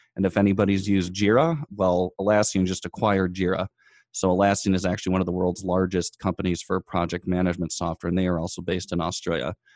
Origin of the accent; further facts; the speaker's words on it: United States; we were from the United States